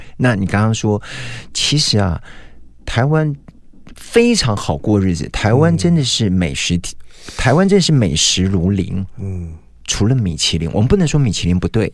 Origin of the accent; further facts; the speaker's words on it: Hui'an, Fujian, China; 我就是福建人啊